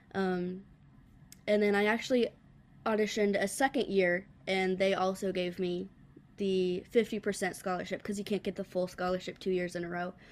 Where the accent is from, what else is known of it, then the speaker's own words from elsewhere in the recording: the Carolinas, United States; moved away as an adult; now in Nashville, United States; I'm actually from the Carolinas, and then as soon as I graduated high school, I was like, okay, I'm, I'm going to Music City